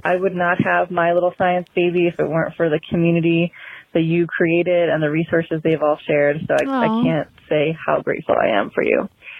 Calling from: Colorado, United States; I am calling from Colorado

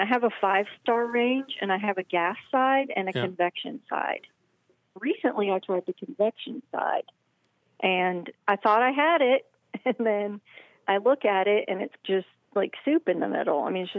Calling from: Memphis, Tennessee, United States

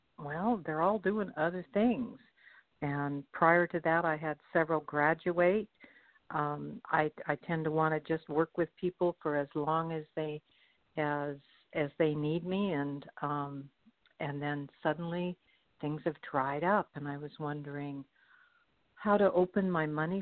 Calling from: Kauai, Hawaii, United States; I'm calling from the island of Kauai.

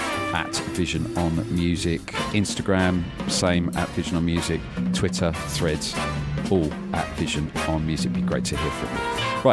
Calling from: Brighton, South East England, United Kingdom; So yes, I'm coming from Brighton, down on the south coast of the UK

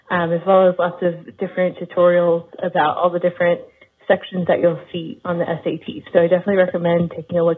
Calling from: Virginia, United States; I'm calling from Virginia

